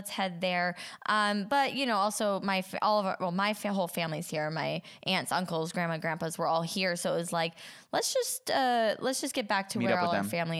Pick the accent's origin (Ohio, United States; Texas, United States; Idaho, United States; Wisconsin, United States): Idaho, United States; moved away as an adult; now in California, United States; come from Idaho